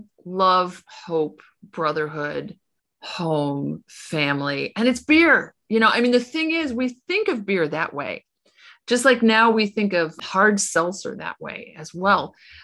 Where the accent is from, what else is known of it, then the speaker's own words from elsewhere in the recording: United States; moved away as an adult; also born or lived in Illinois; now in Portugal; I was at home in the United States this summer